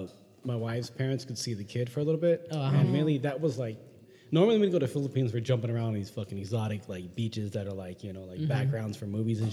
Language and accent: English; San Diego, California, United States; I'm from San Diego.